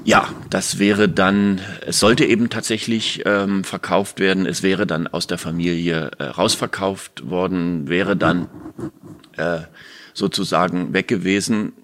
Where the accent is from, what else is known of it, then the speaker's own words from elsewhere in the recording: Berlin, Germany; als Berliner Ferienkind